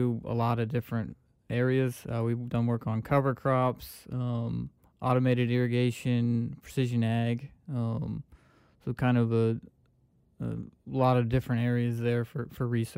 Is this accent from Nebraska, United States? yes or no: yes; Nebraska, United States; moved away as an adult; also born or lived in Oklahoma; now in Stoneville, United States; So I am from Nebraska originally. Grew up on a corn and soybean farm.